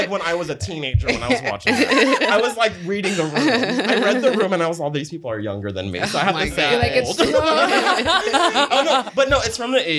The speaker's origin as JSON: {"language": "English", "country": "Philippines", "said": "I think I'm not black, but also I'm brown still, mm-hmm. and I'm Filipino, which just looks like every single other race."}